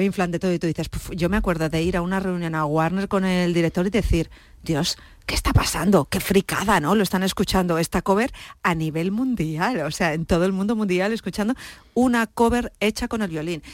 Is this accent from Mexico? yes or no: no; Cuenca, Castilla-La Mancha, Spain; moved away; also born or lived in Ireland; yo ya desde los 17 años, 16 años, que soy de Cuenca, en Cuenca yo ya estaba con grupos